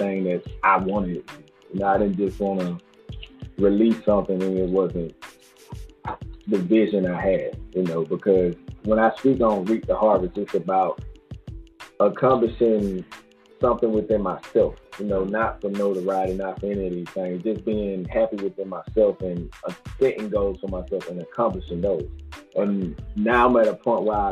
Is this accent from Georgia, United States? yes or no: yes; Macon, Georgia, United States